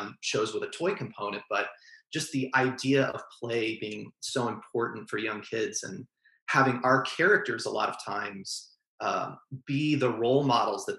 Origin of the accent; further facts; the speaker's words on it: Norman, Oklahoma, United States; So I was born and raised there. I have 4 or 5 generations in Norman.